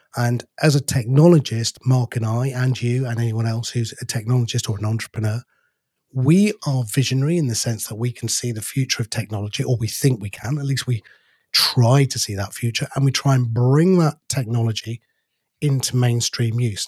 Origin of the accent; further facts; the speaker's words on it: United Kingdom; We're too British